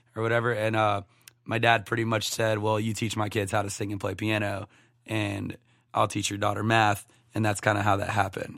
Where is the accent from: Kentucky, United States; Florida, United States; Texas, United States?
Florida, United States; Sebring; moved away as an adult; also born or lived in Chattanooga, Tennessee; now in Nashville, United States; my hometown is Sebring, Florida, Highlands County.